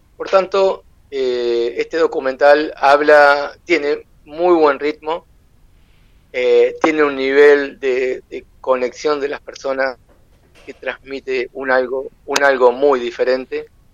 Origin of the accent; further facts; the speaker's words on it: Uruguay; yo soy uruguayo